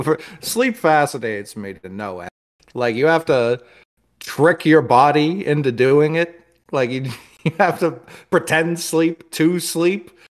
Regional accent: New York City, New York, United States; I'm from Harlem.

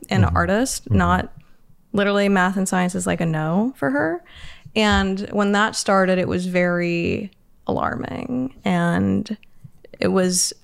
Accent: Los Angeles, California, United States; also born or lived in San Fernando Valley; I grew up in Hollywood

